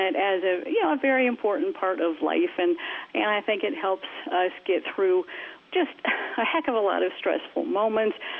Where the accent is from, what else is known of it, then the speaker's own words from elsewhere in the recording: Minneapolis, Minnesota, United States; I was born and raised in the Kingdom of Minneapolis, Minnesota.